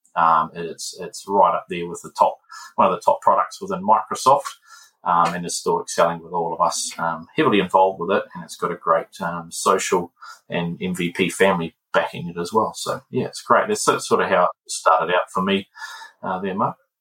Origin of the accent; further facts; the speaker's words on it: Palmerston North, Manawatū-Whanganui, New Zealand; moved away as an adult; now in Auckland, New Zealand; Palmerston North is my hometown